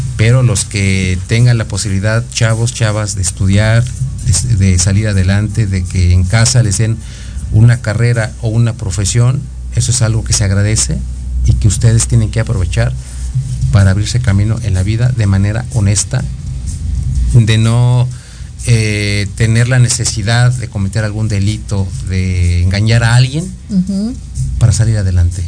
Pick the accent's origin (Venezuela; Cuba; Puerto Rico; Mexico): Mexico; como mexicanos